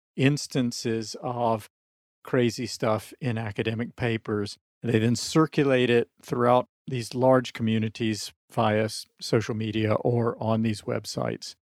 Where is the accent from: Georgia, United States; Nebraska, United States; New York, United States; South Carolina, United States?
South Carolina, United States; moved away; I'm from the American South, I'm still in touch with people I grew up with in South Carolina